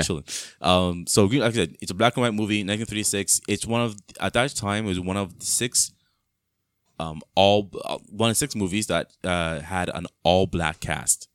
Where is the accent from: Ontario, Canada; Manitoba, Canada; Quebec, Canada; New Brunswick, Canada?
Ontario, Canada; Mississauga; also born or lived in Brampton; growing up in Mississauga, in the house, I was a kid